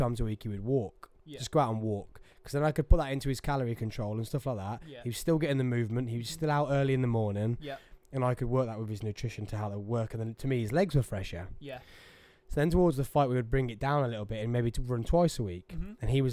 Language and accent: English; England, United Kingdom; I'm English